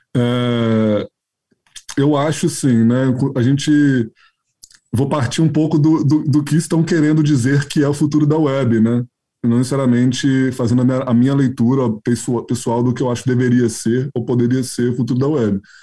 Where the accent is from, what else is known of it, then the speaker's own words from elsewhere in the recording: Minas Gerais, Brazil; como um bom mineiro